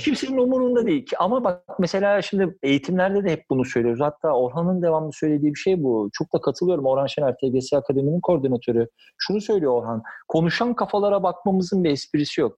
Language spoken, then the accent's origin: Turkish; Kınalıada, Istanbul, Turkey; benim de bütün çocukluğum yayamın evinde Kınalı'da geçti